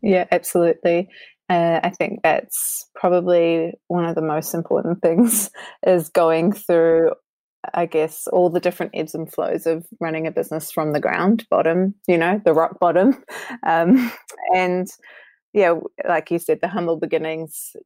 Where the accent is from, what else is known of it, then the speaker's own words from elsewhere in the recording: New Zealand; I'm hailing from New Zealand, and it's an amazing place to live